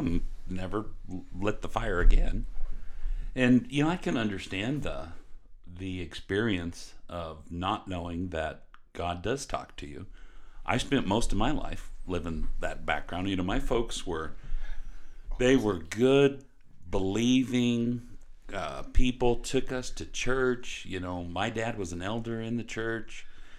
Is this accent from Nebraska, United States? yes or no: no; Casper, Wyoming, United States; I grew up in Casper, Wyoming.